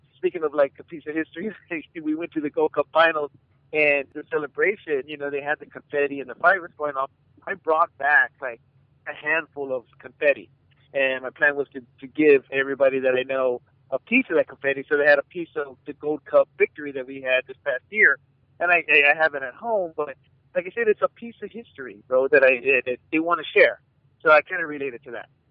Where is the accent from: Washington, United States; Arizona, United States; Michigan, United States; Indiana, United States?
Arizona, United States; I'm from Arizona